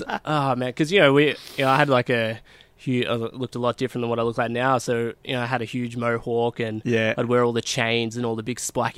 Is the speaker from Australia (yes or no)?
yes; Melton, Victoria, Australia; I was born and bred in Melton, and, fast forward, 29 years, I'm still in Melton.